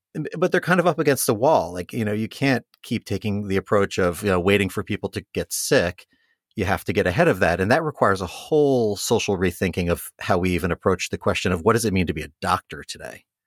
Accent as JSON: {"language": "English", "region": "New York", "country": "United States", "moved": "as an adult", "lives_now": "Columbus, United States", "said": "I'm a New Yorker originally"}